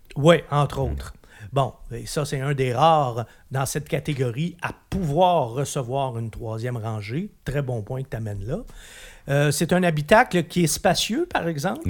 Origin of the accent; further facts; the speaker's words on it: Quebec, Canada; chez nous, au Québec, on l'aimait beaucoup